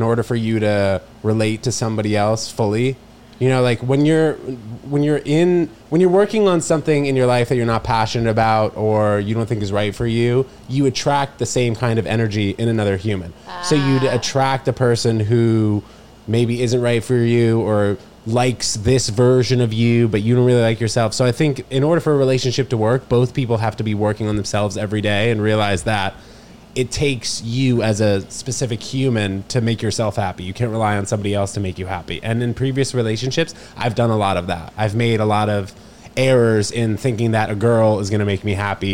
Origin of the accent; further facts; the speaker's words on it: New York City, New York, United States; also born or lived in Princeton, New Jersey; we moved to 18th between 2nd and 3rd, and that's where I spent all my time until I was 18 years old